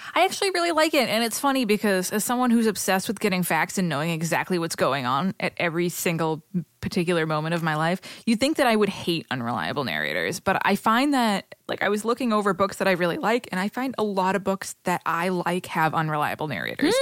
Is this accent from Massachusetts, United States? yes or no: yes; Boston, Massachusetts, United States; accent: Boston; my Boston accent